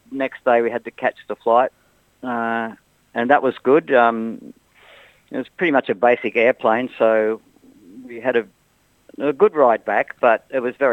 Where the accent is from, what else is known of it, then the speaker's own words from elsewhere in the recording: Australia; At the end of the day, we thought, well, we're from Australia.